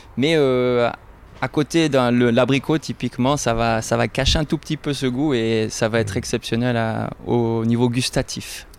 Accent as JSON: {"language": "French", "country": "Switzerland", "said": "Chez nous, en Suisse"}